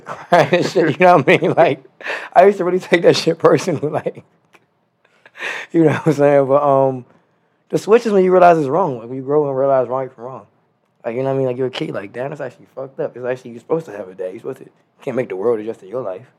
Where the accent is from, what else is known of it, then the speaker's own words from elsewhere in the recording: Prince George's County, Maryland, United States; also born or lived in Washington, D.C.; I was born in Washington D.C., uh, raised in Prince George's County, Maryland